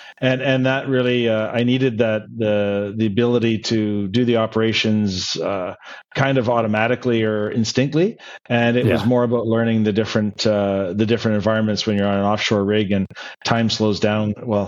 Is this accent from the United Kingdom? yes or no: no; Canada; moved away as an adult; now in Dubai, United Arab Emirates; I've been outside of Canada now since 2004, but started my career. I'm Canadian. I started my career there in 1998